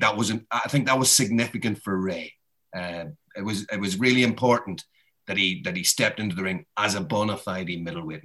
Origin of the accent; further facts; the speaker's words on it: Ireland; I'm Irish